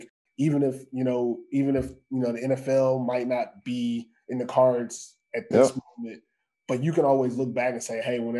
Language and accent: English; United States; now in Finland; being an American here